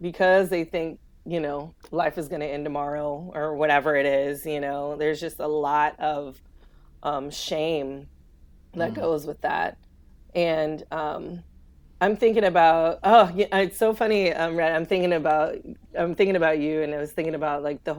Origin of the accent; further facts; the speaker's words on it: California, United States; now in the South, United States; I grew up in California